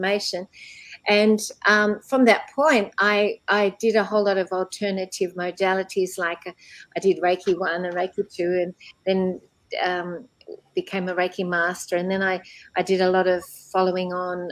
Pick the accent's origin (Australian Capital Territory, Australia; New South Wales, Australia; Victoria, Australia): Victoria, Australia; Melbourne; I was born in Melbourne, Australia, actually in a suburb called Templestowe